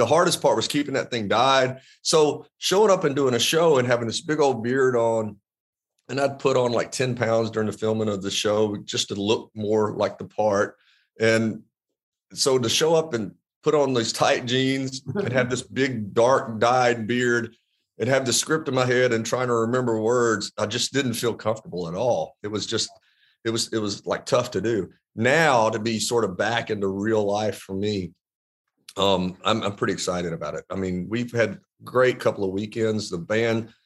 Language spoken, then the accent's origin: English; the South, United States; growing up in the South